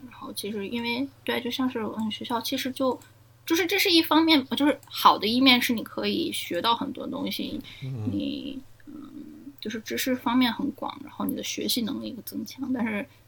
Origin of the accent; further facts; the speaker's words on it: Germany; first language Chinese; moved away; also born or lived in China / United States / Australia; 我小时候在德国长大的嘛